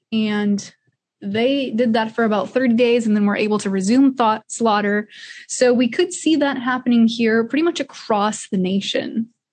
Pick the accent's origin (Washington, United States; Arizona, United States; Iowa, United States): Iowa, United States; Northeast; I grew up in Northeast Iowa, just on a small acreage with my parents